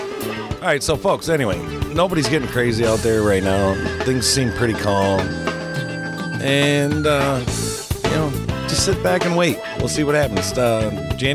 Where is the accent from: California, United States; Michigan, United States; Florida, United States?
Michigan, United States; We're from Michigan.